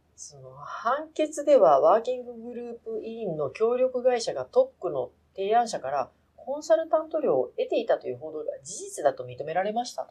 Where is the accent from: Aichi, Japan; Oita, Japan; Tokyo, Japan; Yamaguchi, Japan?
Oita, Japan; 私の地元の大分に